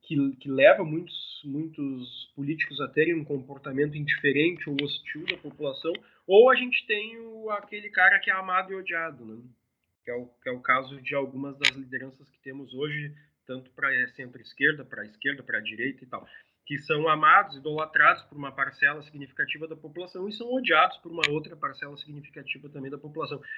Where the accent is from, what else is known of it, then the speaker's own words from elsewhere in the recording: southern Brazil, Brazil; Para nós aqui que, que somos do sul do Brasil